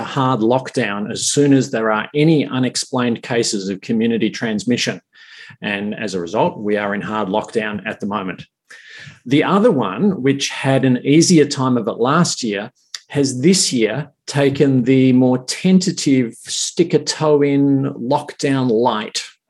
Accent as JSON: {"language": "English", "country": "Australia"}